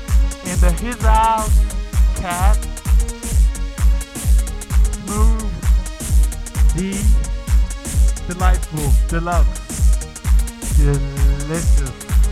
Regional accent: London, United Kingdom; I'm from London.

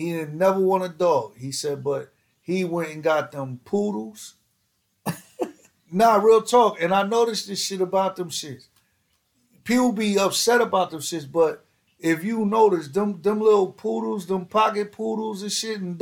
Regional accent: New York, United States; growing up in New York

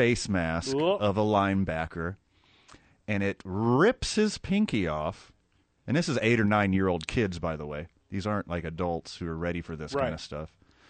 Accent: Houston, Texas, United States; And you know, I'm from Houston, Fred.

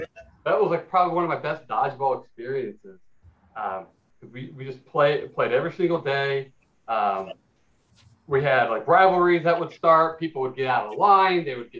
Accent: Glendale, California, United States; Yeah, I'm from Los Angeles, California, or more specifically Glendale, California.

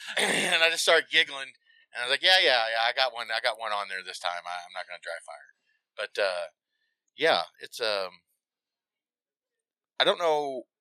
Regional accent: Indiana, United States

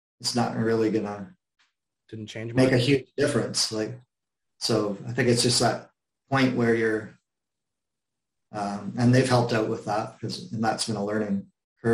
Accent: Canada; I'm Canadian

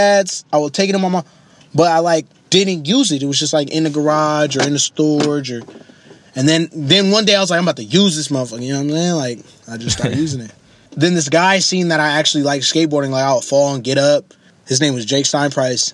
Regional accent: Oakland, California, United States; I grew up originally in East Oakland, California.

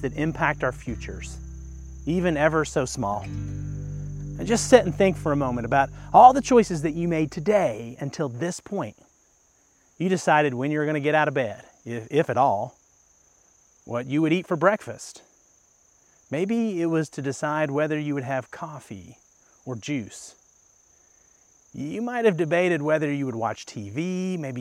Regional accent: Kentucky, United States; moved away; Kentucky's my home state

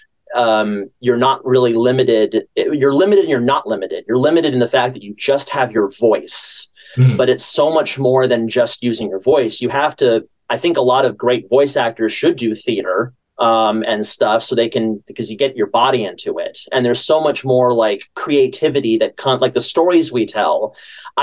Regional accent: San Francisco, California, United States; I'm from California, the San Francisco area, and I started taking classes in San Francisco when I was about 14

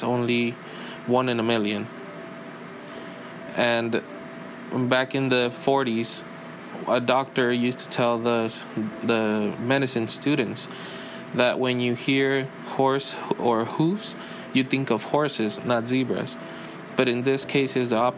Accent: Mexico; moved away; I grew up in Mexico

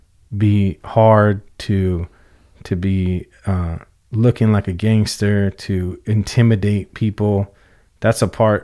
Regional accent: West Coast, United States; And even though I was raised on the West Coast, I spent a lot of my youth in the East Coast because that's where family's always been.

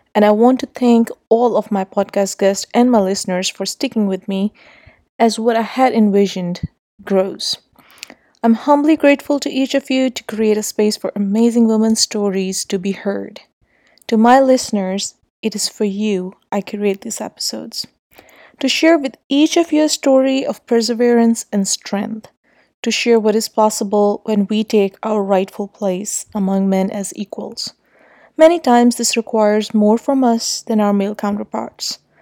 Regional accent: Islamabad, Islamabad Capital Territory, Pakistan; I grew up in Islamabad

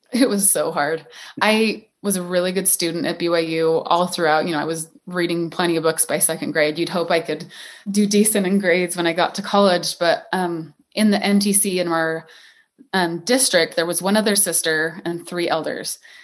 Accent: St. George, Utah, United States; I am originally from Saint George, Utah, beautiful Red Rock town that still has my heart

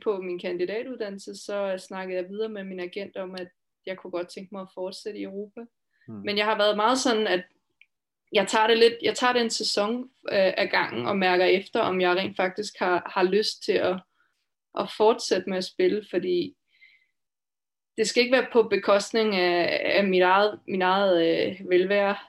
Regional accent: Denmark; moved away as an adult; also born or lived in Finland; now in Switzerland; jeg kommer altså fra Danmark

